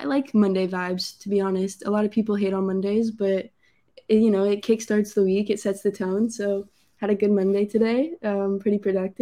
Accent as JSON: {"language": "English", "town": "Phoenix", "region": "Arizona", "country": "United States", "tie": "born or raised there", "said": "I was growing up in Phoenix"}